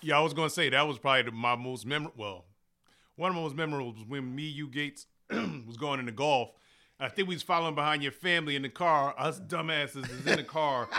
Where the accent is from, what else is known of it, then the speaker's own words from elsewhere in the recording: United States; I'm from East Henry, like, East Henry and Chandler, that's pretty much where I grew up